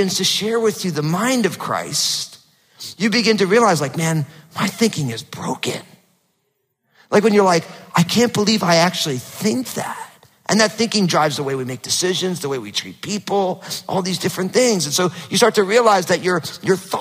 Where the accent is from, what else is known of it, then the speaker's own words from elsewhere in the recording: New Jersey, United States; also born or lived in Northwest (US); now in Pacific Northwest, United States; growing up in New Jersey, super hot, humid summers and freezing cold winters were normal